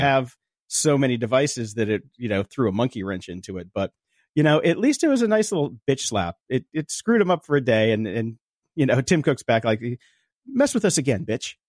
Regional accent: Chicago, Illinois, United States; now in California, United States; we're from Chicago

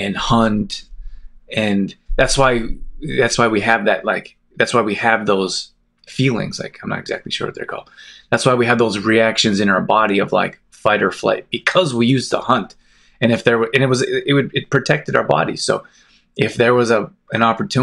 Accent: Calgary, Alberta, Canada; also born or lived in Olds, Alberta; I grew up in Calgary, it's a big city

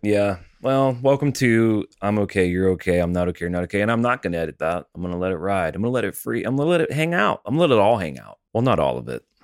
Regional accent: Alabama, United States; also born or lived in Tennessee; growing up in Alabama and Tennessee

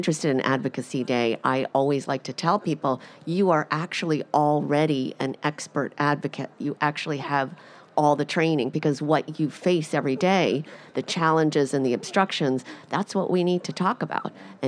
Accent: New Jersey, United States; for the Fertility and Sterility podcast. I'm from New Jersey

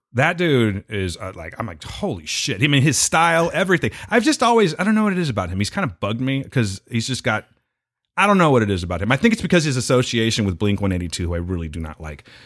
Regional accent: United States; I'm an American and we're rowdy and shit

